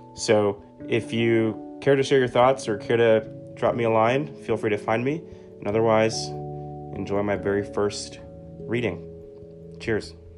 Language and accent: English; New York City, New York, United States; I was born and raised in the Bronx, New York, and raised by a single mother